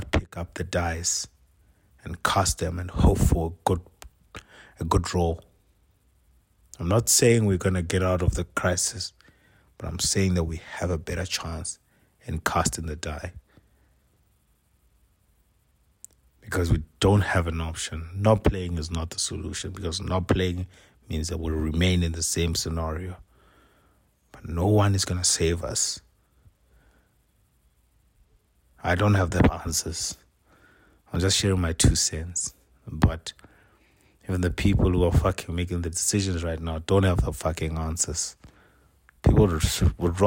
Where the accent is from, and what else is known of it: South Africa